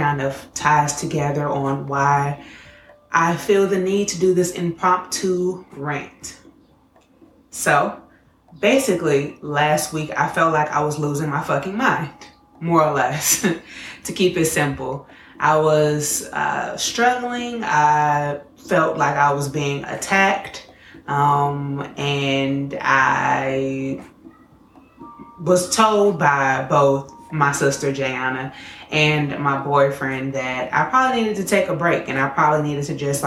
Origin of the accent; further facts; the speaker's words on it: Chicago, Illinois, United States; I'm from Chicago